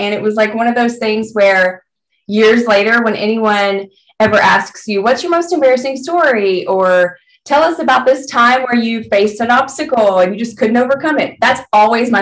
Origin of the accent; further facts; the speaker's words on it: Memphis, Tennessee, United States; moved away; growing up in Tennessee, there was like one skating rink in Memphis where I grew up.